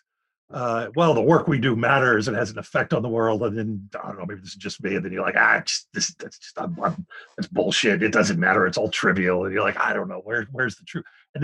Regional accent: Philadelphia, Pennsylvania, United States; moved away; I grew up in West Philly

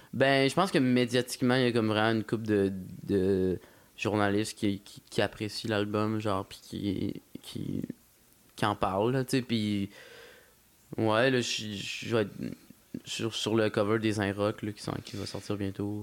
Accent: Quebec City, Quebec, Canada; first language French; J'ai grandi à Courville

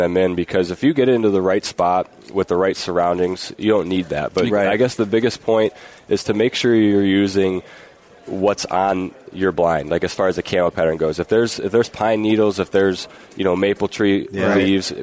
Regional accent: Ohio, United States; we're from Ohio

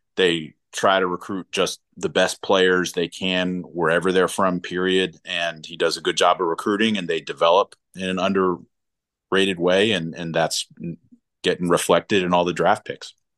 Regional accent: Silver Spring, Maryland, United States; moved away as an adult; growing up in Silver Spring for the most part

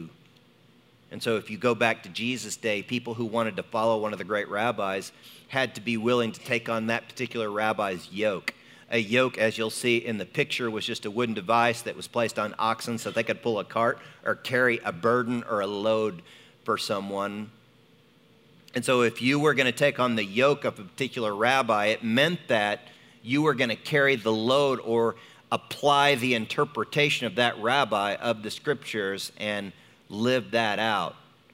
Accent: United States; for me as an American. You know, I grew up, we don't stop during the middle of the day

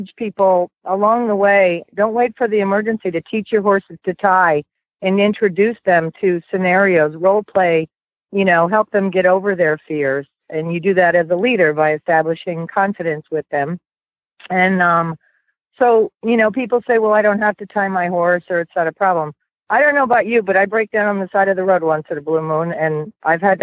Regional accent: Sarasota, Florida, United States; I'm from the Sarasota, Florida area

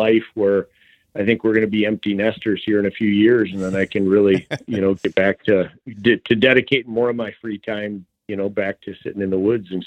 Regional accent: Michigan, United States; also born or lived in Nebraska / Holland, Michigan; born and raised in Michigan here, Southern Michigan, and then moved over to the Holland area

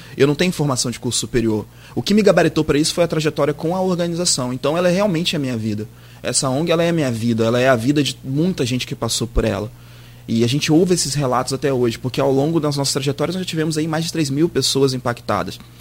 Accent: Campos dos Goytacazes, Rio de Janeiro, Brazil; eu sou de Campos e sou neto de uma figura conhecida aqui, Jorge da Paz Almeida, Jorge Chinês

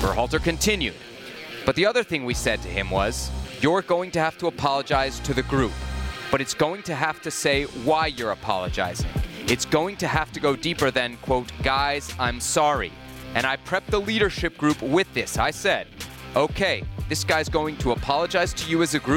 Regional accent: Washington, District of Columbia, United States; my hometown of Washington.

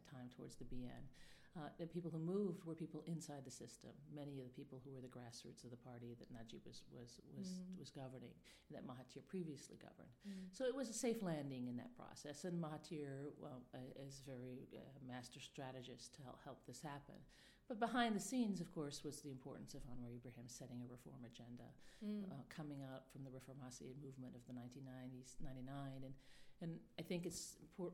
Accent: Malaysia; now in Rome, Italy; I'm a specialist on Malaysian politics, where I grew up from the 1980s

